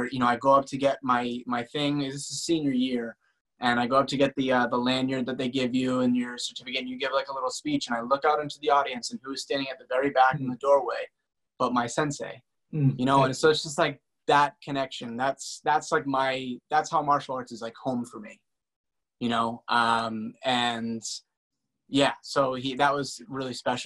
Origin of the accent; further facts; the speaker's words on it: Boston, Massachusetts, United States; I'm from Boston. I grew up in like a small suburban town